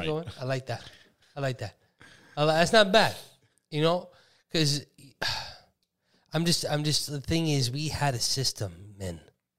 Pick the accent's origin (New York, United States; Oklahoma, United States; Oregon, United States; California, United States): New York, United States; New York City; "Yo, you from the Bronx?" I was like, "Yeah